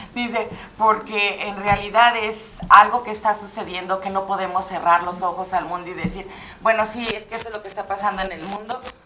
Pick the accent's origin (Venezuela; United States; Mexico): Mexico; Como mexicana